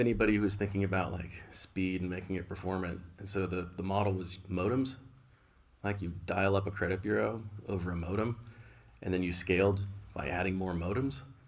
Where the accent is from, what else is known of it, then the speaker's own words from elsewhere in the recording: Bay Area, California, United States; also born or lived in San Diego, California; I was born in San Diego, but, but moved, uh, moved to the Bay Area when I was really young